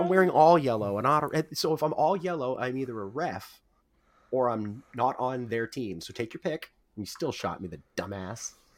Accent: the Maritimes, Canada; We're from the Maritimes

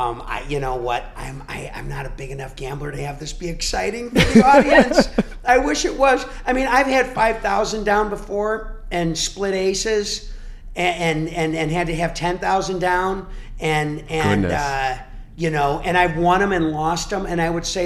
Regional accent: Cary, Illinois, United States; I'm from Cary, Illinois, and I went to the Tracks, which is the pub in Cary

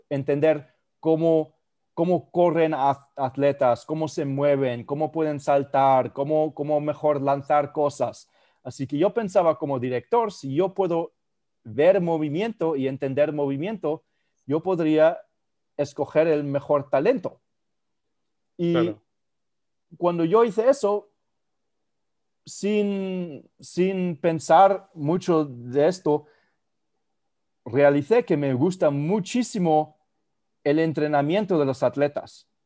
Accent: Spain; also born or lived in Germany; yo, eh, eh, crecí en España y en Alemania y yo jugué el tenis y el fútbol

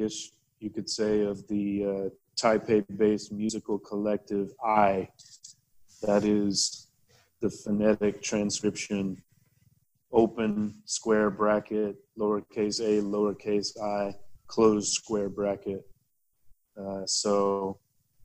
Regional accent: United States; moved away as an adult; also born or lived in Korea; now in Taiwan; I'm originally from the States, but I don't feel that it's home

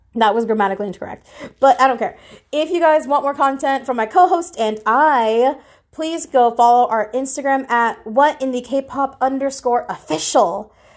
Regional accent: Philippines; I'm Filipino

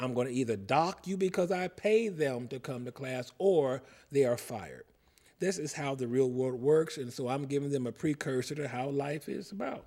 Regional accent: Cincinnati, Ohio, United States; moved away; I'm from Cincinnati

